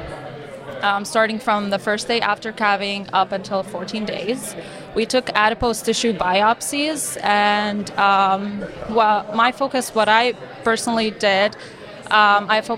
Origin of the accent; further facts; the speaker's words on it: Beirut, Beirut Governorate, Lebanon; moved away as an adult; now in Michigan, United States; So I'm originally from Beirut, Lebanon. I was born and raised in Lebanon